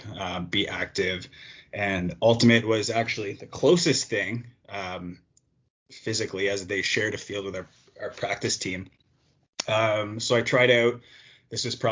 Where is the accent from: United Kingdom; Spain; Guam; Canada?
Canada; Toronto, Ontario; Born and raised in Toronto.